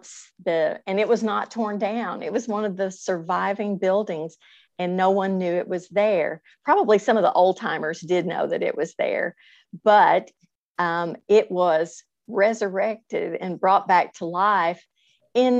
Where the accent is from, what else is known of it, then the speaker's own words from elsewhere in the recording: Paducah, Kentucky, United States; moved away as an adult; also born or lived in Louisville, Kentucky; now in Lexington, United States; came back to my hometown of Paducah